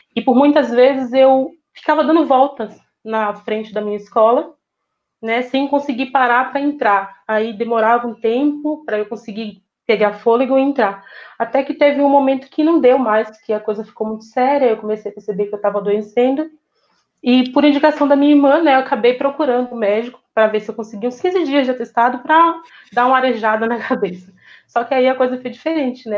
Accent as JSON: {"language": "Portuguese", "region": "interior of Bahia", "country": "Brazil", "tie": "born or raised there", "moved": "yes", "said": "Eu vim de uma família muito humilde, sabe? Vim de um interior da Bahia, onde a gente não tem acesso a quase nada"}